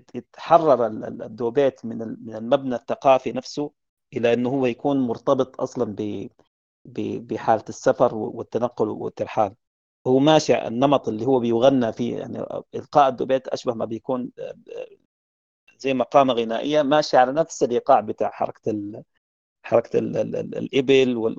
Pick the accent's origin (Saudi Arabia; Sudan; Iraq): Sudan; عندنا في السودان